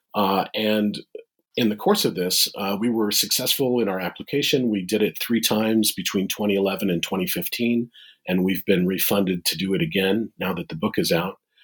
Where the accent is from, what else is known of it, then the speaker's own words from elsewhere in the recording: Midwest, United States; moved away as an adult; also born or lived in Boston; I'm a Midwesterner